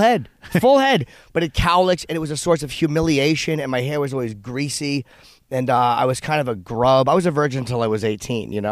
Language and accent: English; East Coast, United States; I'm a comedian from the East Coast